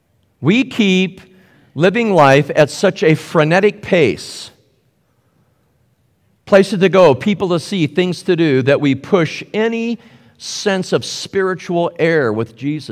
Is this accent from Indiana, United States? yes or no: yes; Indianapolis, Indiana, United States; I'm a Hoosier from Indianapolis. So here we play basketball.